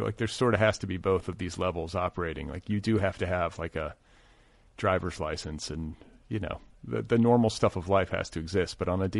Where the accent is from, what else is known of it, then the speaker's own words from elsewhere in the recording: Midwest, United States; we're both from the Midwest